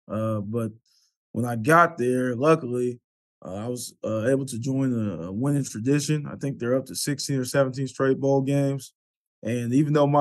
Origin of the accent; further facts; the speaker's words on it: Pflugerville, Texas, United States; moved away as an adult; also born or lived in Austin, Texas; now in Norfolk, United States; I was born in Austin, raised in Pflugerville